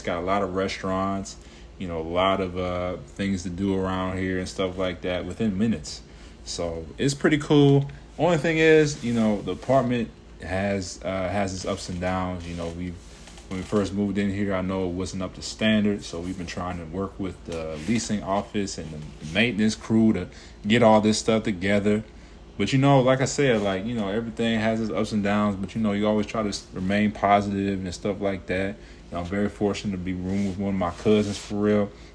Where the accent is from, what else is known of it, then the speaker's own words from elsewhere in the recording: Cincinnati, Ohio, United States; moved away as an adult; now in Atlanta, United States; growing up in Cincinnati, you know, Mason area